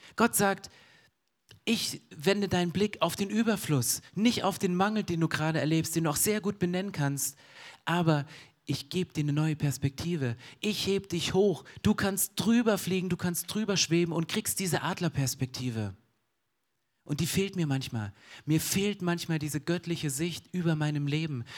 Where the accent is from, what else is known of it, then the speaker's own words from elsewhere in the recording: Germany; ich bin Deutscher